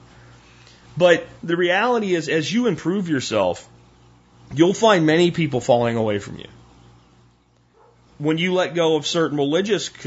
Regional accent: Pennsylvania, United States; moved away; Where I grew up in Pennsylvania, there was like three stations

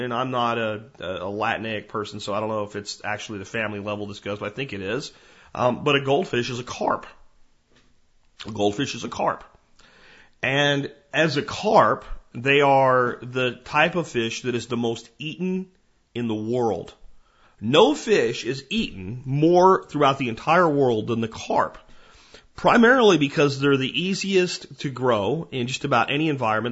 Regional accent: Jonestown, Pennsylvania, United States; Where I grew up in Pennsylvania, you know, we, we lived in a place called Jonestown

